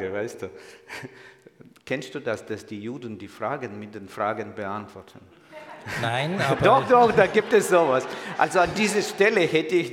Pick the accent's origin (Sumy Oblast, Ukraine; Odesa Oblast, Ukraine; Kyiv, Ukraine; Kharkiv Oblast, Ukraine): Kyiv, Ukraine; ich bin Jude. Ich komme ausgerechnet nicht aus Israel, sondern aus der Ukraine. Kennen Sie so ein Land? Ukraine, irgendwo weit im Osten. Ich bin in der Hauptstadt Kiew geboren und aufgewachsen